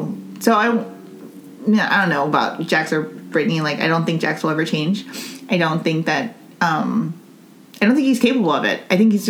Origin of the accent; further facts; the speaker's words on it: Northern Mariana Islands; because, like, you know, growing up in Saipan, no one had... I mean, you have an island accent. I don't have one.